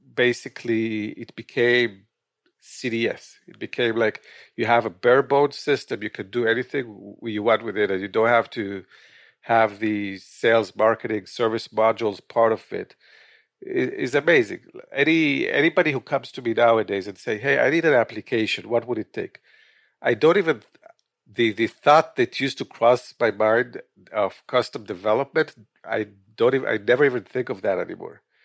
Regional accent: Israel; moved away as an adult; also born or lived in Quito, Ecuador / Los Angeles, California / Northern New Jersey; now in New Jersey, United States; I was born in Israel

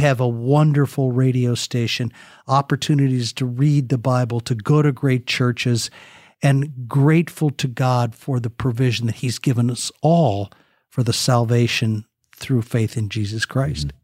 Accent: United States; I grew up here in America

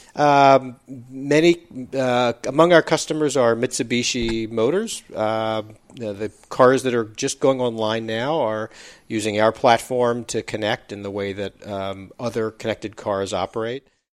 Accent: East Coast, United States; moved away as an adult; also born or lived in Bay Area, California; I grew up on the East Coast

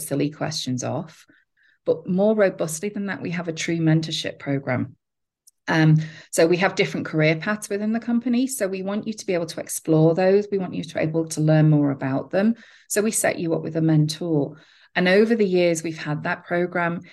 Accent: England, United Kingdom; now in United States; I'm from England

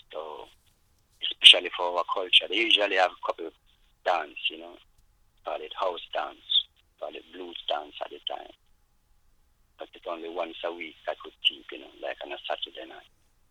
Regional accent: Luton, East of England, United Kingdom; And growing up in Luton, still there was nothing really for the black, you know, coming from Jamaica, you know, and it's like something was missing in England, really, you know.

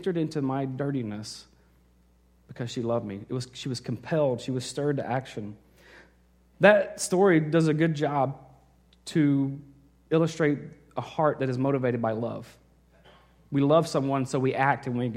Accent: Arkansas, United States; moved away; I was in Arkansas. I grew up there

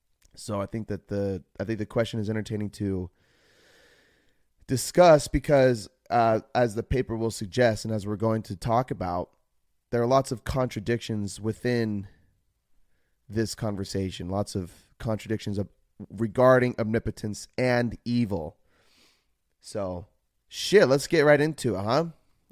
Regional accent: Utah, United States; I grew up in Utah, in the U.S. of A., and was raised a Mormon, and Christianity is the only religion that is within my family.

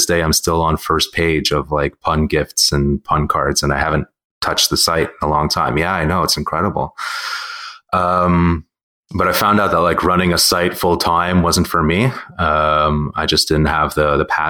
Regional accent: Montreal, Quebec, Canada; I'm born and raised and still reside here in Montreal

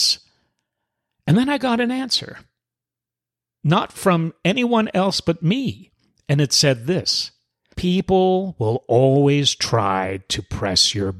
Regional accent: New York City, New York, United States; moved away; I'm originally from New York City. Us New York City folk have it within our DNA

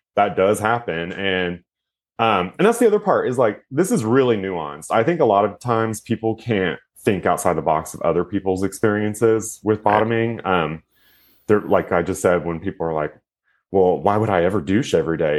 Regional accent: Houston, Texas, United States; also born or lived in Austin, Texas / New York City; I'm actually from Houston, Texas, but I moved to Austin, Texas because my best friend was there.

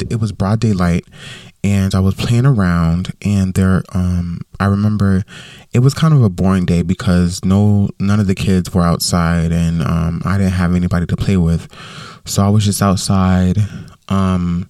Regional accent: Westside, Florida, United States; moved away; I grew up in Westside, which is a neighborhood, you know, that I grew up

